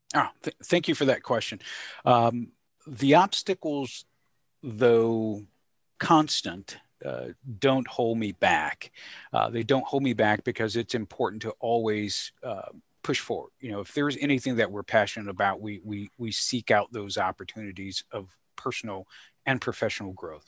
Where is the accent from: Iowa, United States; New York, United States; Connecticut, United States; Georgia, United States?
Georgia, United States; growing up in the South, thinking concretely about things that were discussed at the dinner table, interactions with mom and dad and some of the challenges. Uh, and, and by the South, I, uh, reference to the beautiful state of Georgia